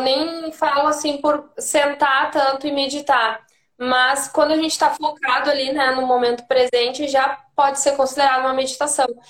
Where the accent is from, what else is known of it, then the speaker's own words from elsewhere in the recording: Santana do Livramento, Rio Grande do Sul, Brazil; now in Porto Alegre, Brazil; eu sou de, do interior, né? De Santana do Livramento, mas eu moro em Porto Alegre já faz 15 anos